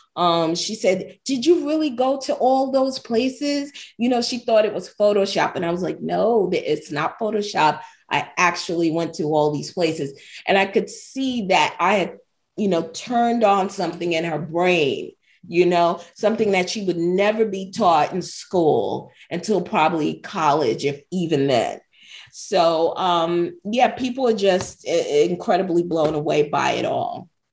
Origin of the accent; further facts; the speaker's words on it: New York, United States; being born and raised in New York